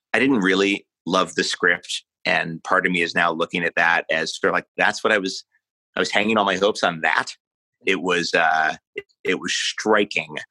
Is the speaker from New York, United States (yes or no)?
yes; New York City, New York, United States; moved away; I grew up in New York City